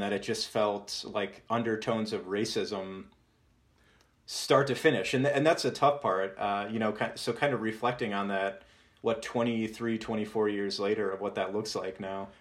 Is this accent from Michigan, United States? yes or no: no; Moscow, Pennsylvania, United States; my hometown of Moscow, Pennsylvania